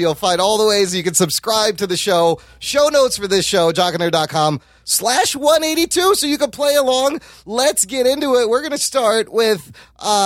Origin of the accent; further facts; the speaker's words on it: Pakistan; I'm a Pakistani that looks white